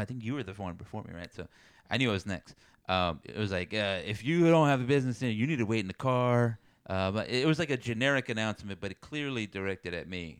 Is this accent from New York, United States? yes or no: no; South Texas, United States; moved away; I come from South Texas